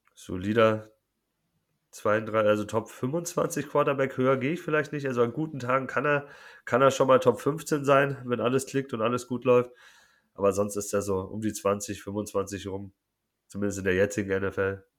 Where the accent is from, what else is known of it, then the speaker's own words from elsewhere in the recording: Munich, Bavaria, Germany; Ich komme aus München